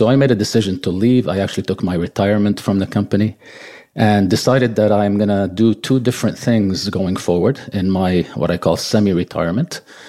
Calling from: Montreal, Quebec, Canada; also born or lived in Lebanon; I was actually born in Lebanon, of all places, but I've lived here most of my life.

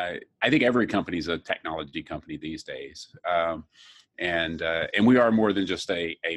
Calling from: Long Island City, New York, United States; I'm at Long Island City in our new tech and innovation hub.

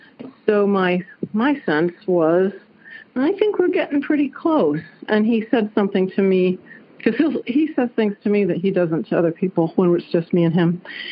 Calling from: Dayton, Ohio, United States; I am calling from Dayton, Ohio.

